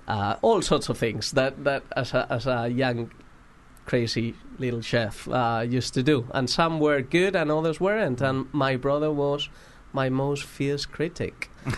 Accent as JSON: {"language": "English", "town": "Madrid", "region": "Community of Madrid", "country": "Spain"}